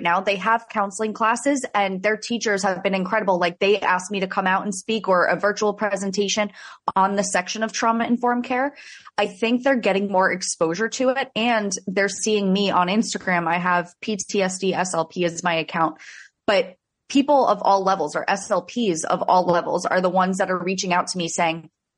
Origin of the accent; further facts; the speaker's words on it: South Florida, United States; I'm from South Florida. I went to school in Central Florida and then made my way back down to South Florida